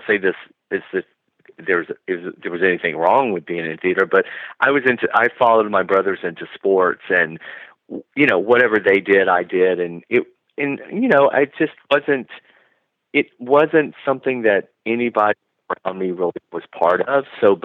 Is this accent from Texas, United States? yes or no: no; Georgia, United States; moved away as an adult; also born or lived in Los Angeles, United States; now in Palm Springs, United States; I left Georgia